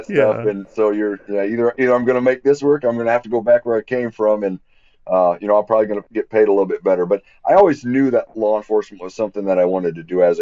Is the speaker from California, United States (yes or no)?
no; Quincy, Illinois, United States; this is my hometown. I grew up here